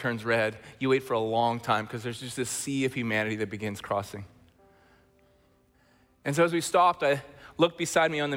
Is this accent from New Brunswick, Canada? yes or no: no; Chilliwack, British Columbia, Canada; we're from Chilliwack, British Columbia